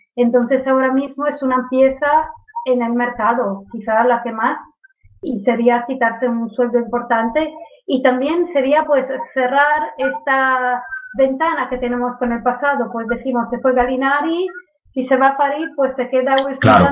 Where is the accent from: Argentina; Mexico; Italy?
Italy; yo soy italiana